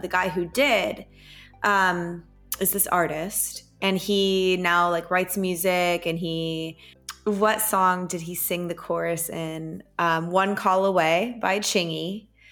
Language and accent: English; Plano, Texas, United States; growing up in Plano, Texas, we had fall break